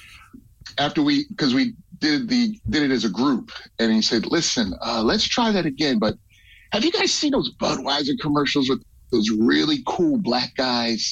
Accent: Philadelphia, Pennsylvania, United States; We're all from Philadelphia.

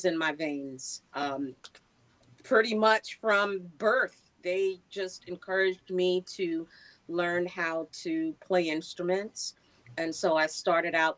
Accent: New York City, New York, United States; I am from Queens, New York. A few minutes from the Belmont Racetrack is where I grew up.

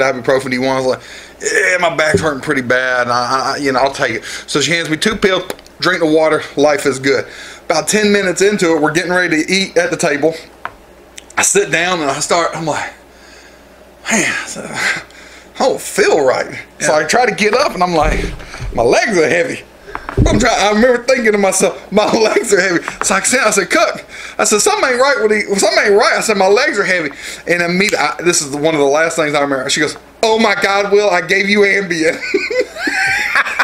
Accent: Georgia, United States; I'm a redneck from Georgia

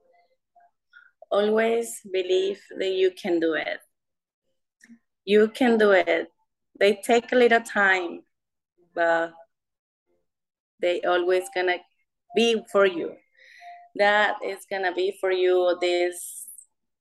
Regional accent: Venezuela; English is a second language; moved away as an adult; also born or lived in Las Vegas, United States; now in United States; I'm from Venezuela, but I live here

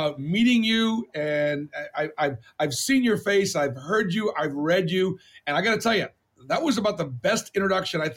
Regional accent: Boston, Massachusetts, United States; moved away; growing up in Boston was very difficult

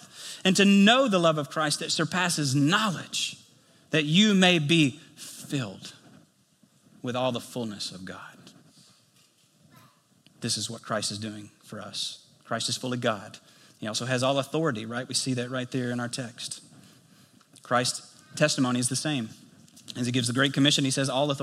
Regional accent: United States; if you were to go to my hometown, you go to White County, you go into Nally Valley

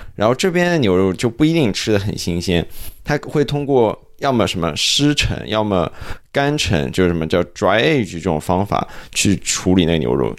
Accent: Zhejiang, China; now in Canada; 我自己家乡的一个例子说一下，就是我浙江人嘛

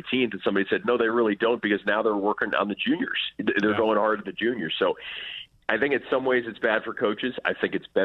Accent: New York City, New York, United States; moved away as an adult; also born or lived in Evanston, Illinois; growing up in New York City

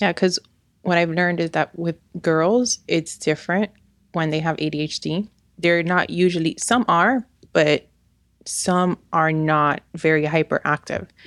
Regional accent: New York, United States; now in Miami, United States; I'm originally from New York.

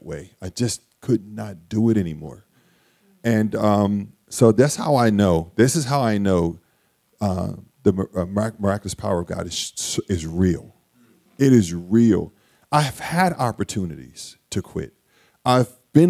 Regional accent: Wilmington, Delaware, United States; So I grew up in Wilmington. I grew up in the projects of Wilmington, Delaware, in this South Wilmington and in North Wilmington

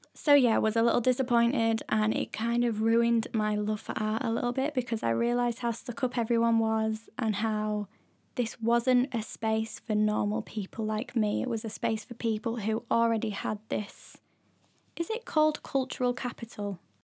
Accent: near Leeds, Yorkshire and the Humber, United Kingdom; moved away as an adult; also born or lived in London; I used to go to Leeds Art Gallery, which is, like, the nearest Biggish art gallery to my hometown.

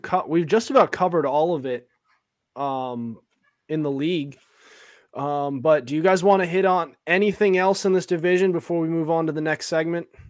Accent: Sutton, Massachusetts, United States; Sutton's tough. when it comes to, uh, when it comes to soccer, my hometown

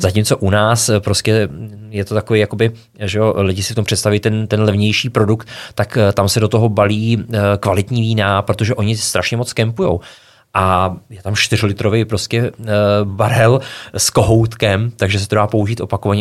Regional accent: Krásná Lípa, Ústí nad Labem Region, Czechia; tak já pocházím z Krásný Lípy, což je malinký městečko ve Šluknovském výběžku

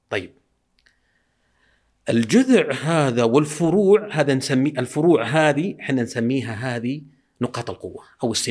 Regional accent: Al Mithnab, Qassim Province, Saudi Arabia; عندنا بالمذنب آه، إيه. ديرتنا

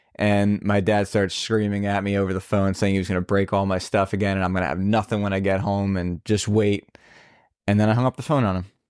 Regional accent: New Jersey, United States; moved away; I'm originally from New Jersey.

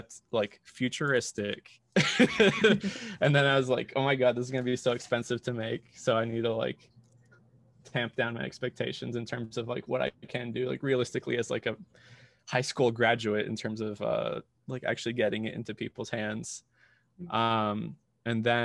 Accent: Colombia; moved away as an adult; now in United States; I grew up in Colombia, was raised there.

